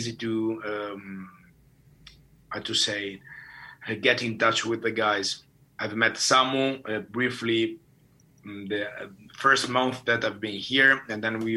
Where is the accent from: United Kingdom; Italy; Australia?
Italy; now in Finland; My home country is Italy.